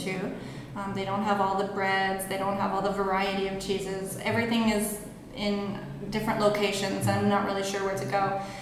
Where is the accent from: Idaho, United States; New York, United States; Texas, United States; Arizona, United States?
Texas, United States; Mineola; moved away as an adult; also born or lived in Austin, Texas; now in Japan; my hometown only had about 4,000 people